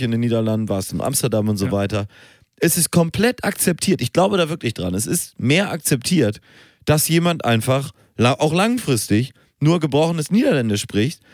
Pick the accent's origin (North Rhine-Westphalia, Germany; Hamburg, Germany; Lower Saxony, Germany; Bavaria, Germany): Hamburg, Germany; bei uns in Hamburg